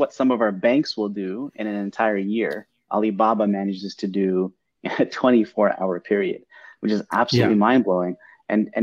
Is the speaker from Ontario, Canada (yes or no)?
yes; Mississauga, Ontario, Canada; also born or lived in Toronto; born and raised in Toronto, grew up in Mississauga